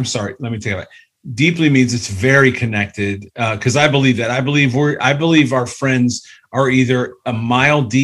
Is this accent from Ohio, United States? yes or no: yes; Cleveland, Ohio, United States; I grew up in Cleveland